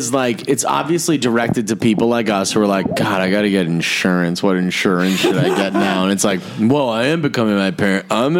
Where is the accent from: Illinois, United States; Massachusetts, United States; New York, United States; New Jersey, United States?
Massachusetts, United States; moved away; growing up in Massachusetts